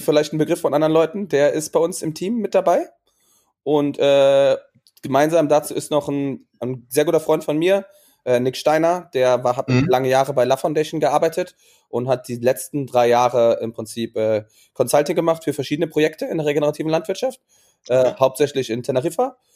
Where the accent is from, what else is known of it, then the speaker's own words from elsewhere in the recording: Germany; moved away as an adult; also born or lived in Maastricht / Portugal; ich bin auf dem Land groß geworden